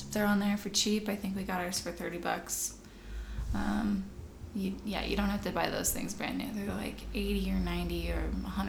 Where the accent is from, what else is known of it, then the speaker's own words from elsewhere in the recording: Canada; I grew up in Canada.